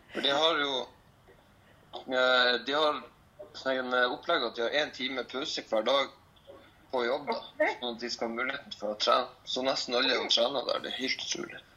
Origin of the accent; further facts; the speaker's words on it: Lofoten, Nordland, Norway; moved away as an adult; now in Trondheim, Norway; Jeg er nå fra Lofoten. Flytta til Trondheim for fem år siden for å gå på folkehøyskole